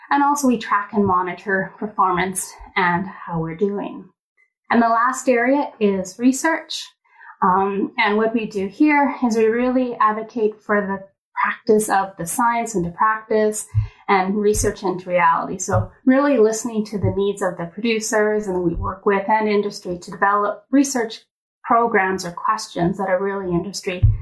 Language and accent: English; Edmonton, Alberta, Canada; I guess I was born and raised here